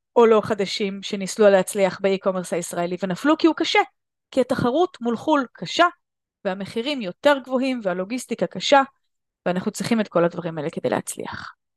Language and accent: Hebrew; Israel; בארץ אנחנו ישראלים